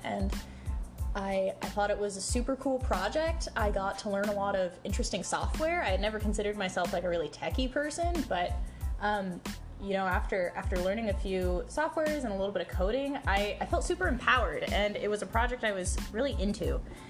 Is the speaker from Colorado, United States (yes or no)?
no; California, United States; moved away; I'm from California.